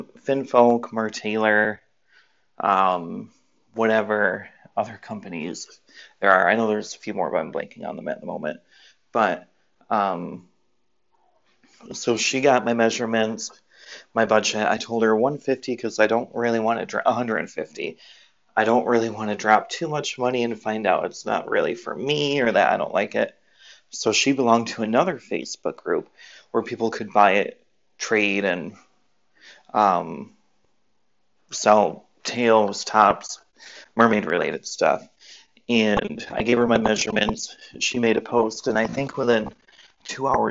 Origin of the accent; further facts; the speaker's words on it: Michigan, United States; I'm from Michigan, but I live in Michigan